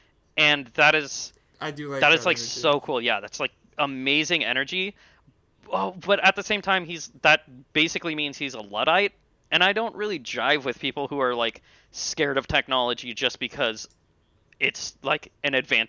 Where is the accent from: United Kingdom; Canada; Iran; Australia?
United Kingdom; England; damn, I'm English. This sucks.